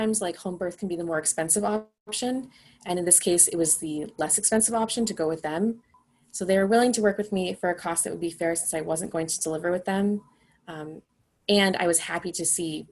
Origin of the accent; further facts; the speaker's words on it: Boston, Massachusetts, United States; moved away as an adult; also born or lived in Denver area; We're from the Boston area